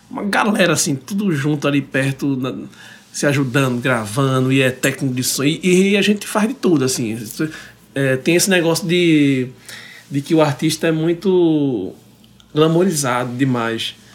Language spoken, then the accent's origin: Portuguese; Recife, Pernambuco, Brazil; a gente é da zona oeste.